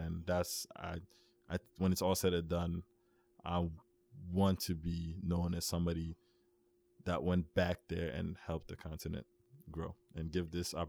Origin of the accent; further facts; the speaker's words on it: Mali; also born or lived in France; now in United States; Yeah, I'm from Mali, you know.